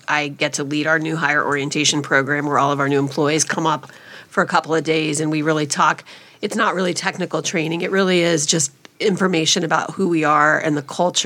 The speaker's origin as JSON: {"language": "English", "region": "Midwest", "country": "United States", "also_born_or_lived": "East Coast", "moved": "yes", "said": "I'm from the Midwest"}